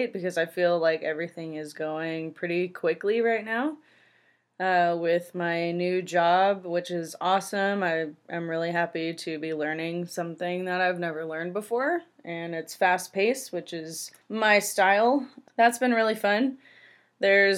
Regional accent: San Francisco Bay Area, California, United States; born or raised there

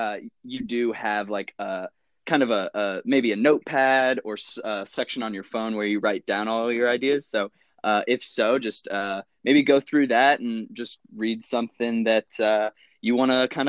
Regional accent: Midwest, United States; I'm from the Midwest and I've never gone any farther west than Chicago.

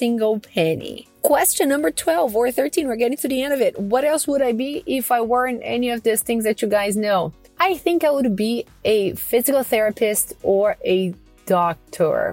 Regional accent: Porto Alegre, Rio Grande do Sul, Brazil; English is a second language; moved away as an adult; also born or lived in Astoria, Queens, New York / Flushing, New York; now in New York, United States; I first left my hometown, Porto Alegre, to come to New York when I was in sixth grade in middle school

